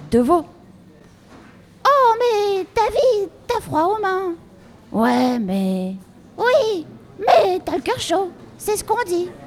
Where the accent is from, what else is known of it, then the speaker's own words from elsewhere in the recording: Nouvelle-Aquitaine, France; now in Ouessant, France; Oui, euh, je suis originaire du Limousin. J'ai atterri à Ouessant en retraite.